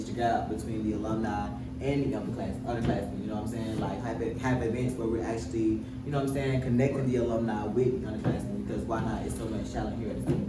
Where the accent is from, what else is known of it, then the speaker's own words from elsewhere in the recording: Cochran, Georgia, United States; moved away as an adult; also born or lived in Savannah, Georgia; I went back to my hometown. I'm from Coffin, Georgia, 229. Super small town